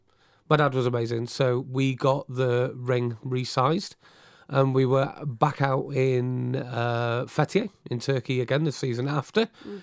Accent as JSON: {"language": "English", "town": "Abergele", "region": "Wales", "country": "United Kingdom", "tie": "born or raised there", "said": "In a wonderful place in North Wales, which is near where I grew up in Abergele, called the Kimmel Manor."}